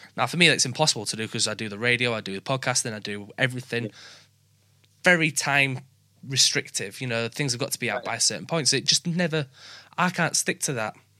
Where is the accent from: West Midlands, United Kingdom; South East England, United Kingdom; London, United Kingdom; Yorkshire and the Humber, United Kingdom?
Yorkshire and the Humber, United Kingdom; accent: Yorkshire; Yorkshire people, where we just talk normal